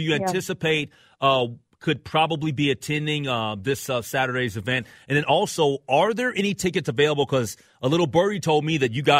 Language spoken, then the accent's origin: English; Minneapolis, Minnesota, United States; So I'm a Minneapolis guy. I grew up in Minneapolis.